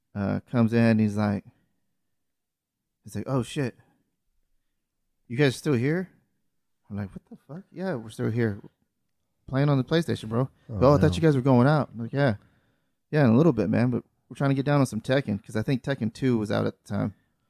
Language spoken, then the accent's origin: English; Hawaii, United States; I grew up in Hawaii.